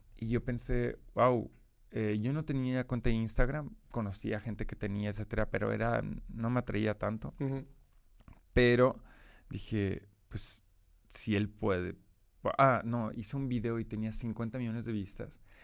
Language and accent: Spanish; Brussels, Brussels-Capital Region, Belgium; Spanish is a second language; moved away; nací en Bélgica y crecí en Bélgica de forma general